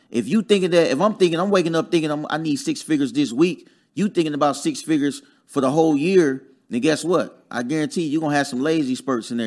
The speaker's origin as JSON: {"language": "English", "town": "Dayton", "region": "Ohio", "country": "United States", "tie": "born or raised there", "also_born_or_lived": "Huntsville, Alabama", "moved": "as an adult", "said": "I'm from Dayton, Ohio originally"}